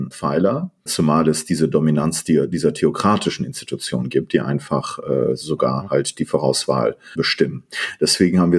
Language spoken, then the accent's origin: German; Iran; born there; also born or lived in Germany / Netherlands / London, United Kingdom; Ich bin äh, ein in Iran geborener äh, Politikwissenschaftler. Ich habe in äh, Deutschland, Münster, Holland und in London studiert